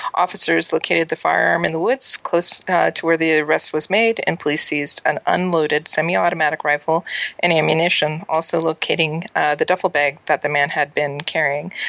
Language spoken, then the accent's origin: English; East Coast, Canada; I'm an East Coast girl